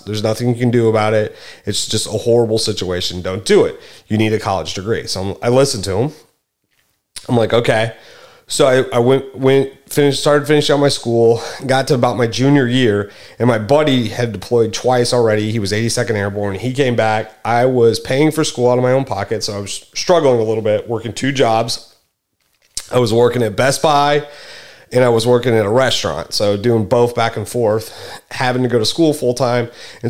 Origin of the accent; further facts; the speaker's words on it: Springfield, Missouri, United States; also born or lived in Rockford / Denver; I, however, am not from North Carolina. I'm originally from Springfield, Missouri.